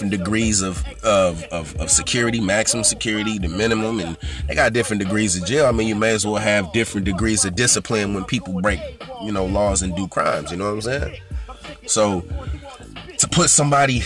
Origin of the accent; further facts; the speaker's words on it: California, United States; I'm from California